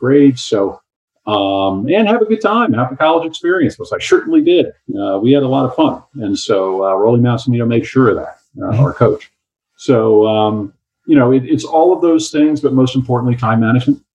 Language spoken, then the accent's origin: English; Canada; moved away as an adult; now in United States; I grew up in Canada. I'm Canadian.